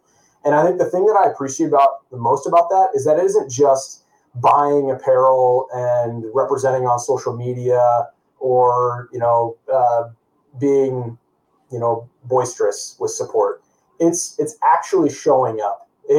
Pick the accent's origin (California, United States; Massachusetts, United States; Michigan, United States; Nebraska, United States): Nebraska, United States; I grew up a Husker, okay? So I was born in Nebraska.